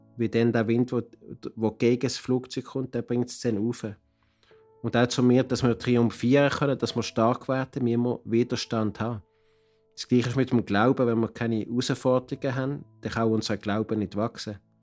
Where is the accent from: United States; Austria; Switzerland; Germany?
Switzerland; Basel, Basel-Stadt; moved away as an adult; now in Cartagena, Colombia; ich komme aus Basel und lebe und arbeite seit 30 Jahren mit einer Mission in Cartagena, Kolumbien